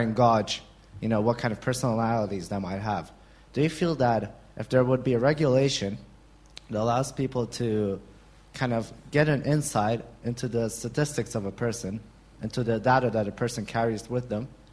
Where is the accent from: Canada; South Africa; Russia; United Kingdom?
Russia; I'm from Russia and I work for a company